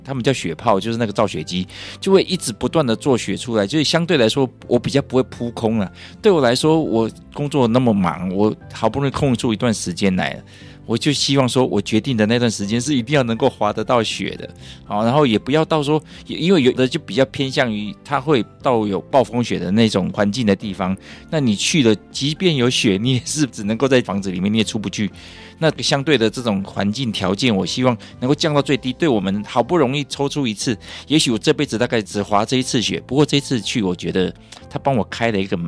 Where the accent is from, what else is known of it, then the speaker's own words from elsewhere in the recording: Taiwan; also born or lived in Michigan, United States; 在我们台湾长大的小孩